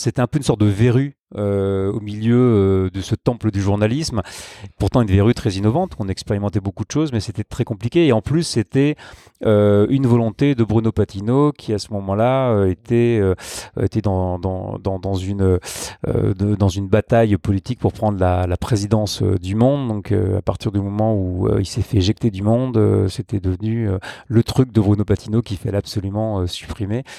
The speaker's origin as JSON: {"language": "French", "town": "Grenoble", "region": "Auvergne-Rhône-Alpes", "country": "France", "said": "je suis originaire de Grenoble"}